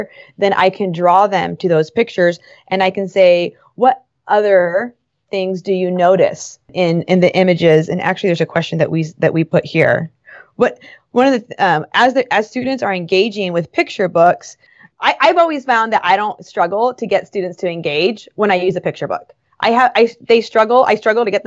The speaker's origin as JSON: {"language": "English", "town": "Los Angeles", "region": "California", "country": "United States", "tie": "born or raised there", "said": "I grew up in Los Angeles"}